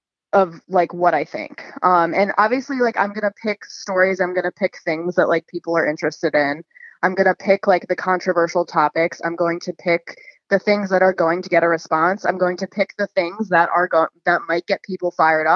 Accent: Annapolis, Maryland, United States; also born or lived in Baltimore, Maryland; I'm from Annapolis and I live in that area now

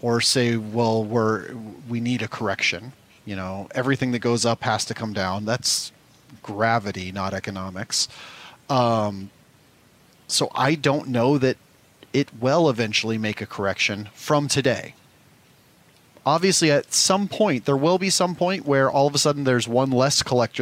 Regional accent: Omaha, Nebraska, United States; I come from Omaha, Nebraska. I had one Walmart I went to as a kid

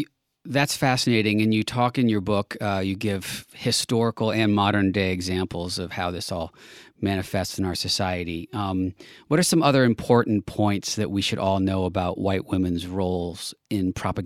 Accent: Texas, United States; And growing up in Texas, now we see in the news just a couple of days ago about literally banning books that are talking about race.

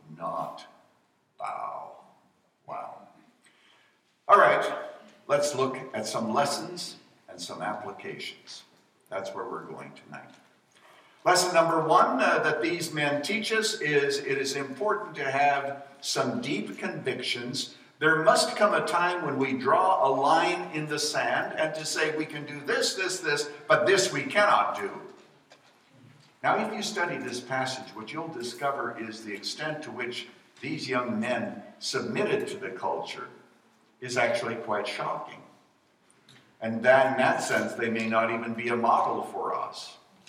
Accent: Saskatchewan, Canada; now in United States; I was born in Saskatchewan

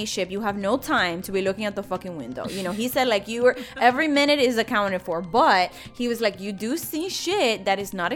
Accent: Miami, Florida, United States; I'm from Miami

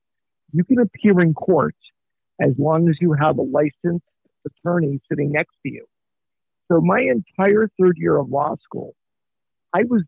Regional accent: Montreal, Quebec, Canada; moved away as an adult; now in Los Angeles, United States; I was born and raised in Montreal

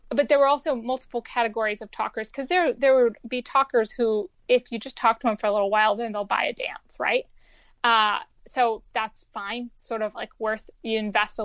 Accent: West Virginia, United States; moved away as an adult; I wasn't happy being like a stoned closeted teen in West Virginia

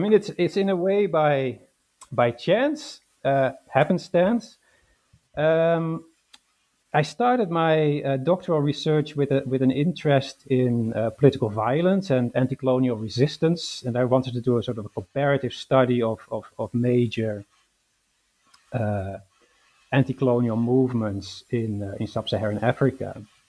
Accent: Netherlands; English is a second language; So I was born in the Netherlands and raised in the Netherlands. I studied at the University of Amsterdam

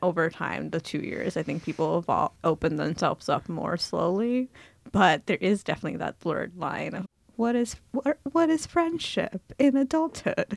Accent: New Jersey, United States; also born or lived in India; I grew up in New Jersey, was born in India

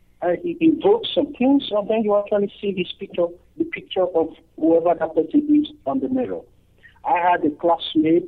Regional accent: Nigeria; moved away; I am originally from Nigeria

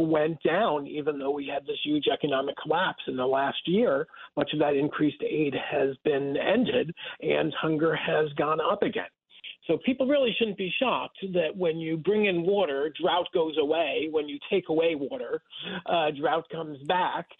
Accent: Rockland County, New York, United States; I grew up in Rockland County, about uh, 30 miles north of, of Times Square

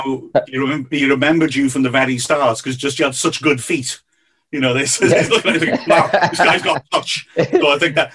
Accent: Wales, United Kingdom; I'm from Wales. I live in the cold.

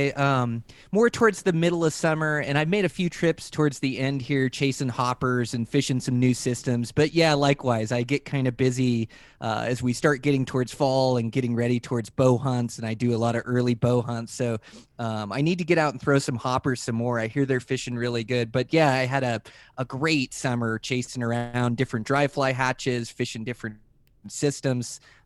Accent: Washington, United States; I grew up in the Western Washington and fishing the Olympic Peninsula and all these places. And I moved out west and fell in love with fly fishing.

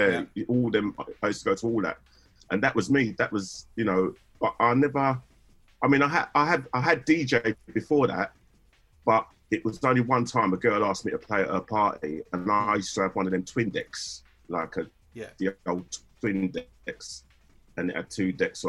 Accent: Bethnal Green, London, United Kingdom; because I come from Bethnal Green, like Hackney

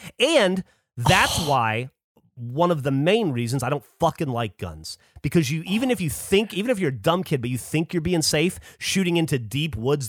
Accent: Alabama, United States; also born or lived in Louisiana / Florida; You know, I grew up in Alabama a lot. Well, mm-hmm. Most Louisiana, Alabama, Florida, so deep south.

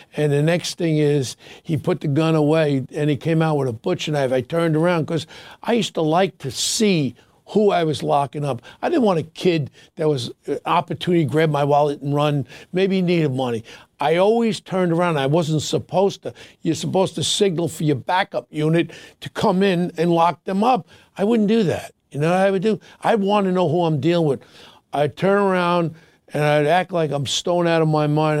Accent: New York City, New York, United States; Ronnie and I grew up together in Ozone Park.

